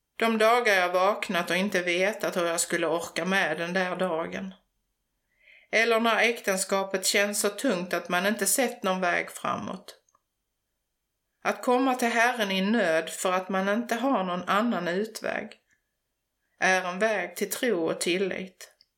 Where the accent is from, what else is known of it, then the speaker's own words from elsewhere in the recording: Förslöv, Skåne, Sweden; Jag är en bondflicka från Förslöv, en liten by precis söder om Hallandsåsen i nordvästra Skåne. Uppväxt på landet med djur och natur omkring mig